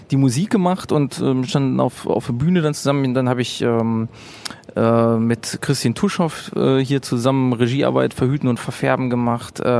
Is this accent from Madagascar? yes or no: no; Bochum, North Rhine-Westphalia, Germany; Äh, ich bin in Bochum geboren und war immer hier total verwurzelt äh, mit, mit meiner Stadt, so, weiß nicht, Ich bin bin lokalpatriotisch schon aufgewachsen